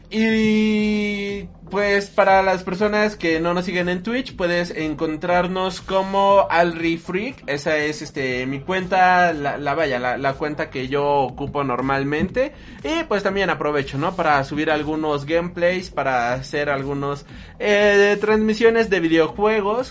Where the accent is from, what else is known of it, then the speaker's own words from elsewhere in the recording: Mexico; nosotros somos mexicanos, nosotros siendo mexicanos